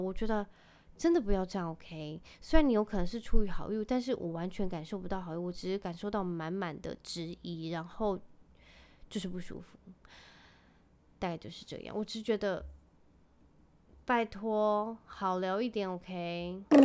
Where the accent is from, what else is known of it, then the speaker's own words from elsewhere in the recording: Penghu County, Taiwan; moved away; also born or lived in Kaohsiung; 我是在，算是在澎湖长大的孩子